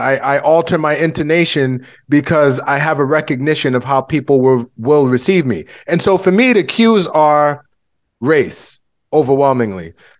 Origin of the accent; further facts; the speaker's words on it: United States; My parents are both from Haiti. I was born here in the United States, and for a long time, I identified as Haitian American. But these days, I identify more so as Black